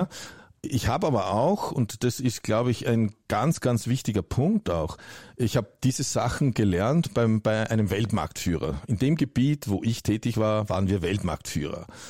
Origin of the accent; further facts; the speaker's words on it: Germany; bei uns in Deutschland